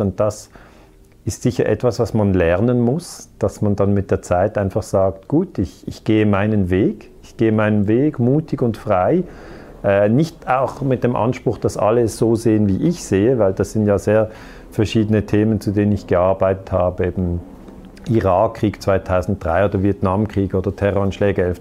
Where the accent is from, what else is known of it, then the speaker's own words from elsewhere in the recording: Switzerland; ich bin in der Schweiz geboren